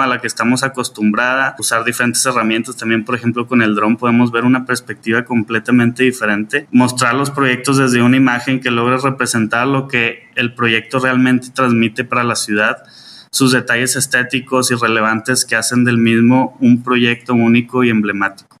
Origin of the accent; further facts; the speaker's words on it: Monterrey, Nuevo León, Mexico; soy orgullosamente regio